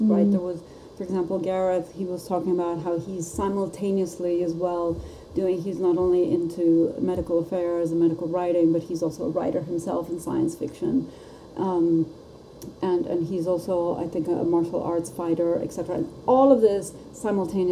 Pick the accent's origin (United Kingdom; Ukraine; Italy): Italy; I come from Italy. We say arrivederci